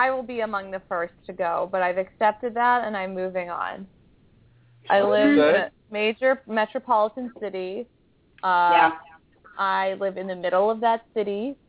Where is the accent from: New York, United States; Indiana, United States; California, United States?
California, United States; Los Angeles; I know that I'm from the San Fernando Valley. I'm a Valley girl.